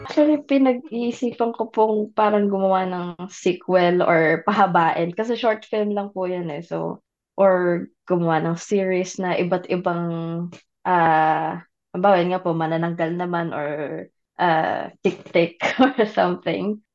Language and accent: Tagalog; Philippines; what it was like to grow up in the Philippines